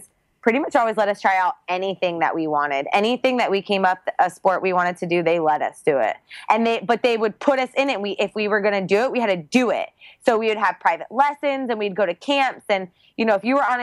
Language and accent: English; Georgia, United States; now in Puerto Rico; I grew up in Georgia